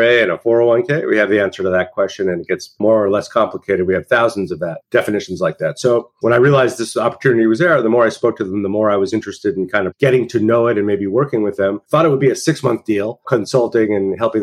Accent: Santa Fe, New Mexico, United States; moved away; also born or lived in New York; I grew up in Santa Fe, New Mexico.

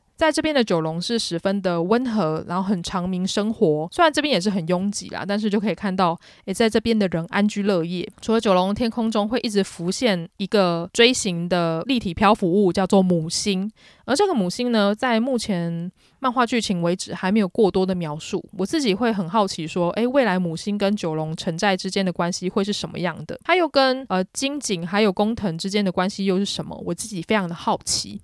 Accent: Taiwan; 我作为一个台湾人

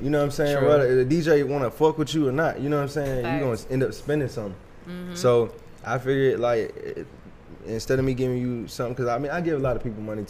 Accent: Stone Mountain, Georgia, United States; I'm from Stone Mountain, Reed Aaron Road.

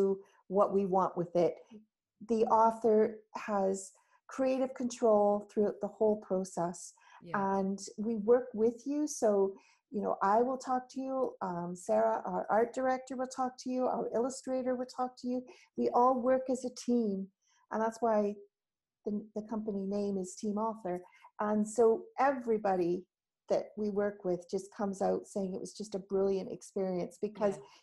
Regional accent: Canada; moved away as an adult; now in United Kingdom; I do live in the UK. I've been here 21 years, but I haven't lost my accent.

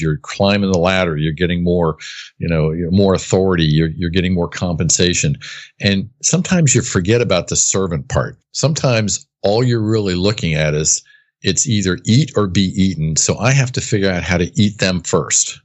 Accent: United States; I was born and raised on the East Coast, right outside of Washington, D C.

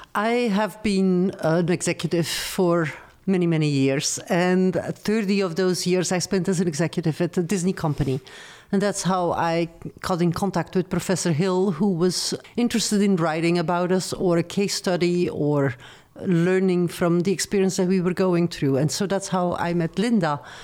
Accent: Antwerp, Flanders, Belgium; English is a second language; moved away as an adult; also born or lived in Paris, France; I'm originally from Belgium

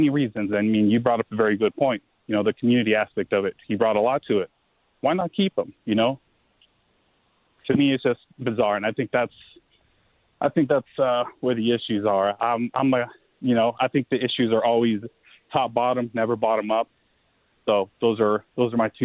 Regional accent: Bay Area, California, United States; now in Las Vegas, United States; I'm originally from the Bay Area

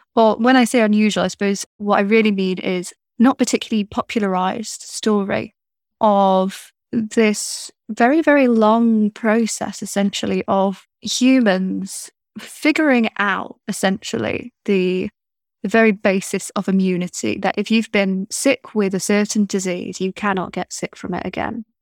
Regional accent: United Kingdom; being British

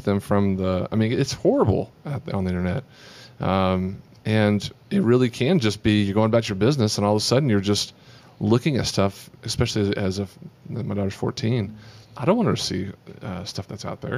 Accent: Amarillo, Texas, United States; the thing about being from Texas, uh, you know I don't really have a Texas accent. Because I'm, from- I'm from Amarillo

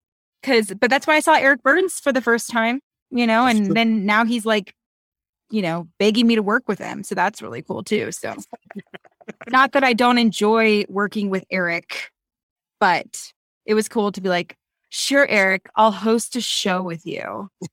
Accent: Reno, Nevada, United States; I'm from Reno

